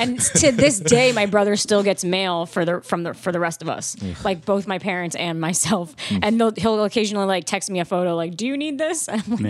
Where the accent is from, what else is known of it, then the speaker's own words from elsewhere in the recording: near Six Flags Great Adventure, New Jersey, United States; my hometown's like 30 minutes from a Great Adventure.